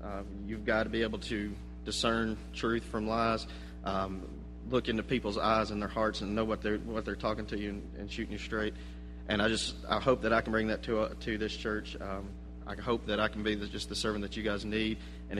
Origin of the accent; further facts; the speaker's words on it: Cleveland, Tennessee, United States; moved away as an adult; also born or lived in Memphis, Tennessee; I was born in Cleveland, Tennessee.